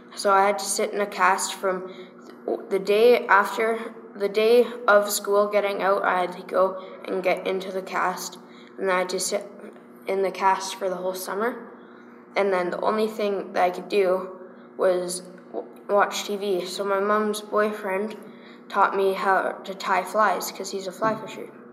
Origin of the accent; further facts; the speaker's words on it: Calgary, Alberta, Canada; also born or lived in De Winton, Alberta; I was born in Calgary, and I was raised in Calgary